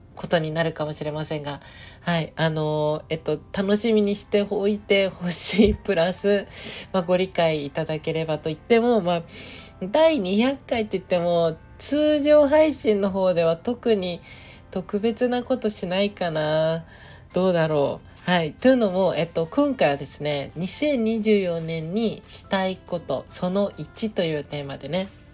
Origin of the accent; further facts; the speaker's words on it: Nagoya, Aichi, Japan; moved away; 今日から地元の名古屋にちょっと戻るんですよ